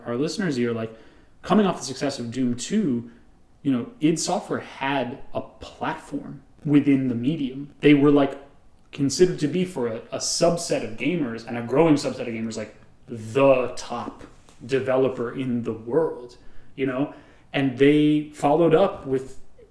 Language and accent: English; New York, United States; we're from New York